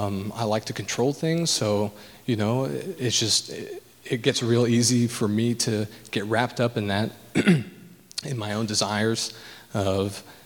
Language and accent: English; California, United States; moved away; She was born in Georgia, so very conservative, and I was born in California, so I had liberal parents